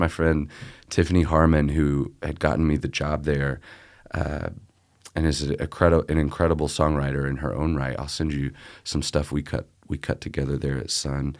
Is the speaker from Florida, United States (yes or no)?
no; Memphis, Tennessee, United States; I grew up here in Memphis.